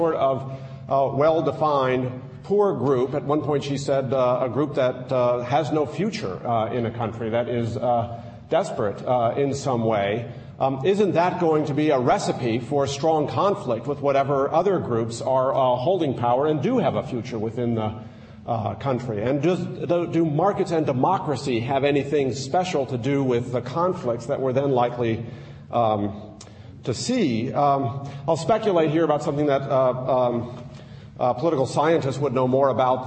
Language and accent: English; United States; I'm an American